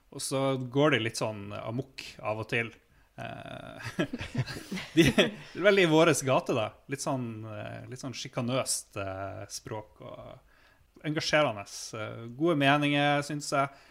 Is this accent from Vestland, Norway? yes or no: no; Stavanger, Rogaland, Norway; accent: Stavanger dialect; det der er Stavanger-dialekta mi